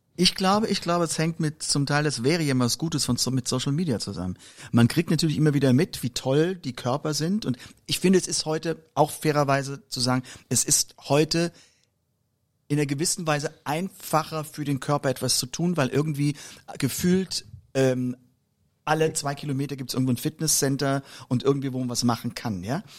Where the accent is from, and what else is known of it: Mörz, Rhineland-Palatinate, Germany; born or raised there; moved away